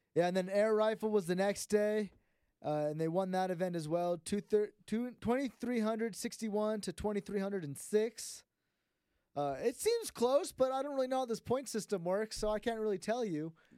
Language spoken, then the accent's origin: English; South Bay, California, United States; we're from the South Bay